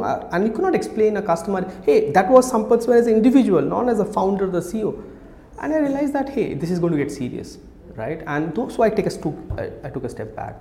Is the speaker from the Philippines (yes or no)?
no; Kolkata, West Bengal, India; moved away as an adult; also born or lived in Odisha; I grew up much of my adulthood in, in, in Calcutta uh, till I was 18.